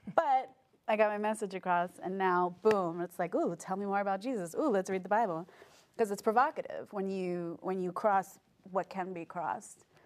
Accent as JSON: {"language": "English", "town": "New York City", "region": "New York", "country": "United States", "tie": "born or raised there", "also_born_or_lived": "Korea", "moved": "as an adult", "said": "I grew up in New York City"}